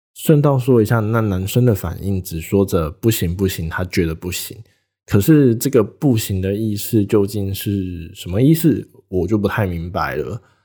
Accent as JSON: {"language": "Chinese", "town": "Taitung", "region": "Taitung County", "country": "Taiwan", "tie": "born or raised there", "said": "小弟本人，就住在台东，也是土生土长的台东人"}